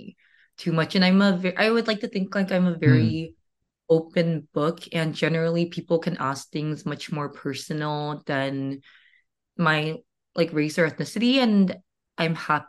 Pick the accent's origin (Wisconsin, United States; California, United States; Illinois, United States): California, United States; I'm from California and I was born there, but my parents are from Taiwan